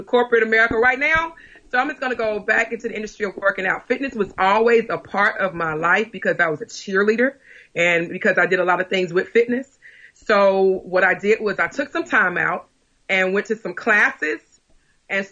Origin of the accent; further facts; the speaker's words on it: New Orleans, Louisiana, United States; now in Covington, United States; But I'm from New Orleans, but also I went to school in a little small town outside of New Orleans, which is called Covington, Louisiana.